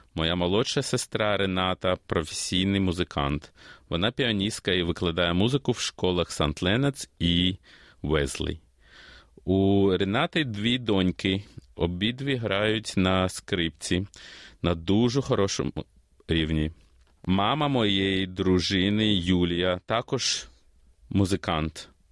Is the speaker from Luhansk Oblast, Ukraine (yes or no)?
no; Kyiv, Ukraine; also born or lived in Australia; now in Melbourne, Australia; Я народився в Києві і переїхав до Австралії в 94-му році з молодшою сестрою та батьками.